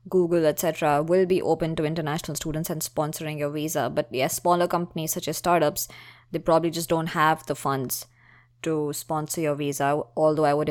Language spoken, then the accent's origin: English; India; moved away as an adult; I was from India before joining Wharton